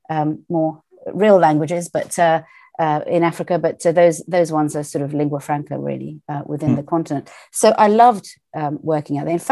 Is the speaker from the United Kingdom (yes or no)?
yes; United Kingdom; I grew up trilingual um, and finished my schooling in the UK. Um, I would say culturally, I'm British